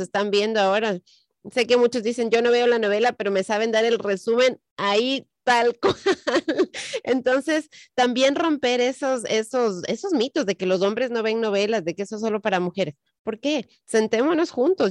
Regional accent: Ecuador; moved away; En el Ecuador de donde yo soy

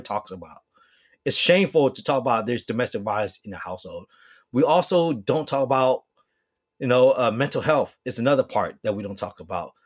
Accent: Bay Area, California, United States; also born or lived in Hong Kong; growing up in the Bay Area

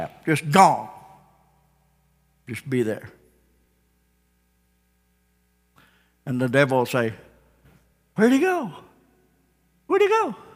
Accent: Ozark, United States; I was born and raised here in Ozark

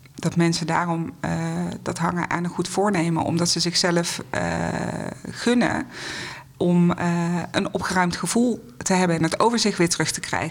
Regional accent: North Brabant, Netherlands; moved away as an adult; now in Amstelveen, Netherlands; Ik kom oorspronkelijk uit Brabant, maar sinds meer dan twintig jaar ben ik al gezetteld boven de rivieren.

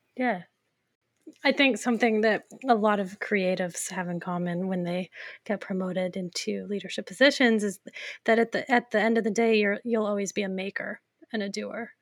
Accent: Fort Collins, Colorado, United States; I grew up in Fort Collins

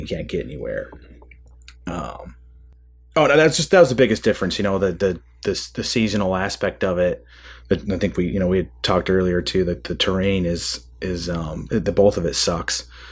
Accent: Michigan, United States; I grew up in Michigan, kind of, um, you know, maybe somewhat typical, uh, Midwestern upbringing

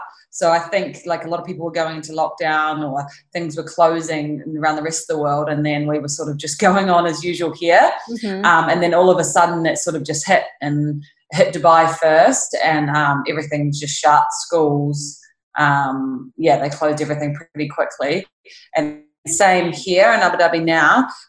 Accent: New Zealand; Yeah, so obviously home is very far away from here. Yeah. And very different to here.

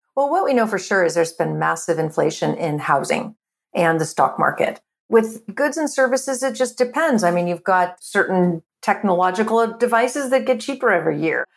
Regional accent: California, United States; I'm born and raised in California

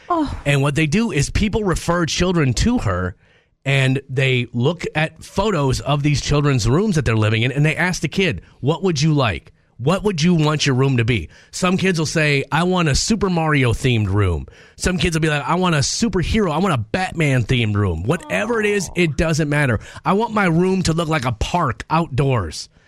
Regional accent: Minnesota, United States; Born and raised in Minnesota, I don't know why I complain so much about the weather.

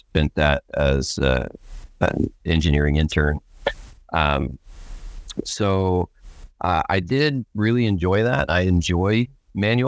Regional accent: Stockton, Missouri, United States; Stockton, Missouri, which is what I call my hometown. We moved a couple times, but I spent most of my youth in Stockton, Missouri

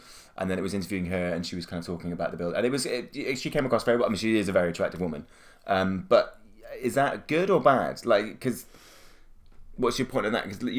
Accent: Wales, United Kingdom; I love supporting Wales as I am very Welsh and like I'm nationalistic proud, but I'm much more for the rugby.

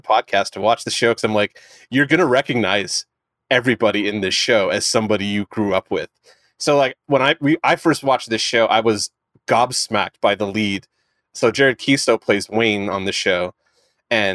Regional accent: St. Catharines, Ontario, Canada; I'm from St. Catharines

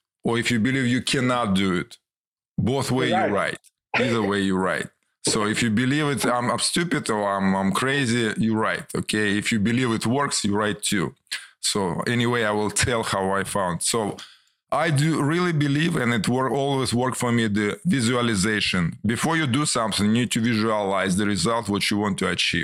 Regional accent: Ukraine; English is a second language; moved away as an adult; also born or lived in Moscow, Russia; now in United States; I was born in Soviet Union and Ukrainian Republic of Soviet Union

